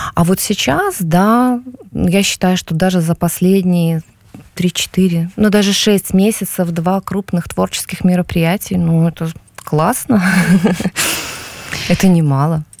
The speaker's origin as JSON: {"language": "Russian", "country": "Belarus", "moved": "as an adult", "lives_now": "Warsaw, Poland", "said": "мы белорусы сейчас, все-таки мы в очень большой концентрации здесь сейчас"}